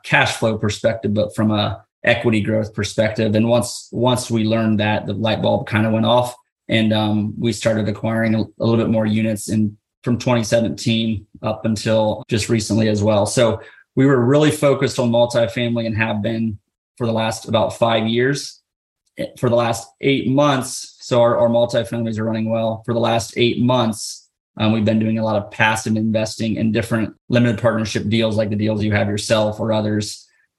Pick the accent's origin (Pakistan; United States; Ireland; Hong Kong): United States; Ohio; We're from Ohio